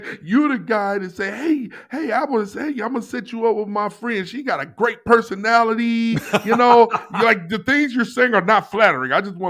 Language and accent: English; Missouri, United States; I'm from Missouri. I'm the show me state.